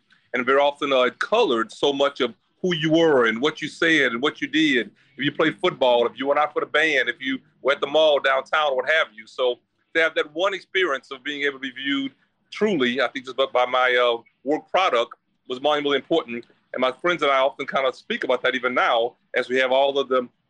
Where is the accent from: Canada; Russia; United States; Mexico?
United States; Beaumont, Texas; my hometown of Beaumont, Texas